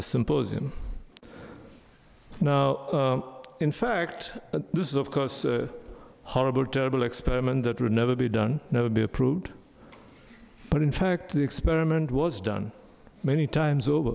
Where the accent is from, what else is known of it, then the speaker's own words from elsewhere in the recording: India; growing up in India